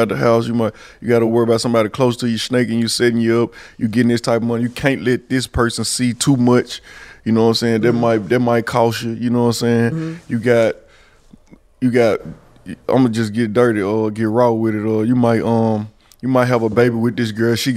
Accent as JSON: {"language": "English", "town": "Memphis", "region": "Tennessee", "country": "United States", "tie": "born or raised there", "said": "I come from South Memphis, Walker Homes."}